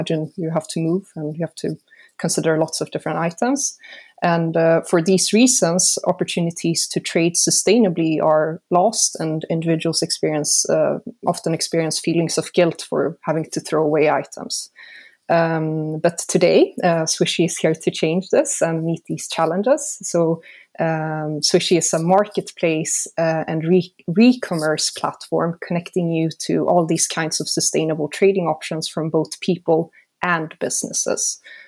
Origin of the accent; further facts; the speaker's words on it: Sweden; now in Switzerland; So I'm from Sweden, but I've lived in Switzerland most of my life.